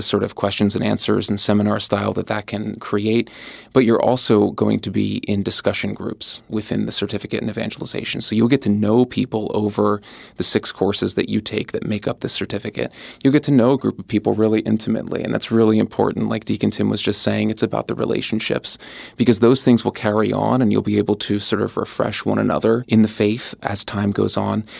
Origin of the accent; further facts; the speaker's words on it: just north of Philadelphia, Pennsylvania, United States; also born or lived in Southwest Florida; now in Upstate New York, United States; having grown up in the Northeast, just north of Philadelphia